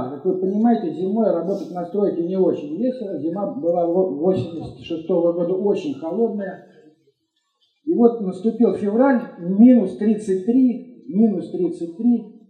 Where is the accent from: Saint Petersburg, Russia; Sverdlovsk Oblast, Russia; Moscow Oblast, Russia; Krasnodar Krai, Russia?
Moscow Oblast, Russia; Elektrostal; ездил из своего родного города Электросталь в Москву, там учился, а потом поздно вечером возвращался обратно.